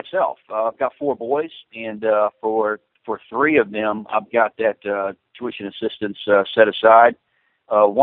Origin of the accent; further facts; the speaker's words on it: South Central Florida, United States; moved away as an adult; also born or lived in Arcadia, Florida / Port Charlotte, Florida; I grew up in South Central Florida, and I lived both in Arcadia and Port Charlotte area